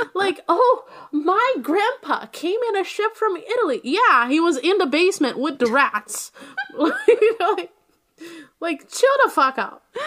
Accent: Brazil; my hometown, Brazil

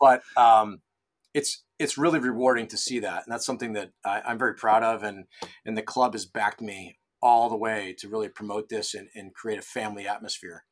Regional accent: Rochester, New York, United States; moved away as an adult; also born or lived in Ridgewood, New Jersey / Vermont; I grew up in Rochester, New York, so golf season's all of three months up there

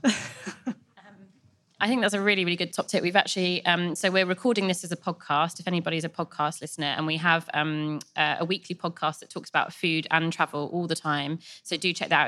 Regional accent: West Country, South West England, United Kingdom; we're both from the West Country

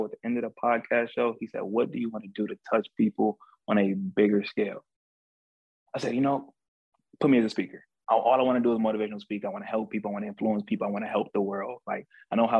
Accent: Cleveland, Ohio, United States; I grew up in a hood growing up in one of the most dangerous places in the United States, Cleveland, Ohio

